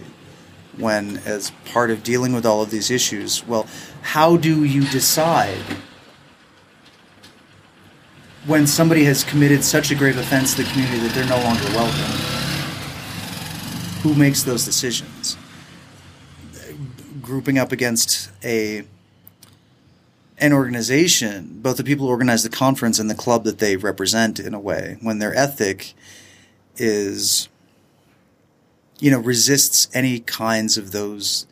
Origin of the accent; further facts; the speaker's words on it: United States; as an American